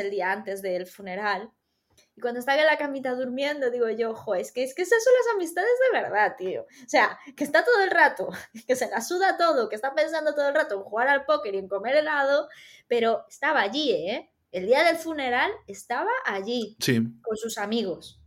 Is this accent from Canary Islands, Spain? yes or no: no; Galicia, Spain; accent: Galician; Tengo acento gallego hoy